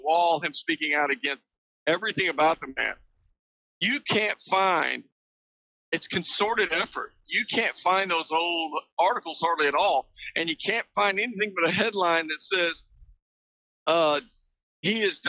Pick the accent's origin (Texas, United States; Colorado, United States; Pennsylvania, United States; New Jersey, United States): Texas, United States; I'm a Texan.